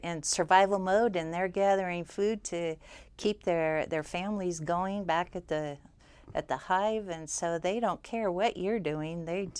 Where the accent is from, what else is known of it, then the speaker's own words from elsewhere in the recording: Yerington, Nevada, United States; I'm a lifer, Peter. Actually, my mom was a lifer. She was born and raised in Yerington. And my dad was in Mason Valley since he was 6 months old.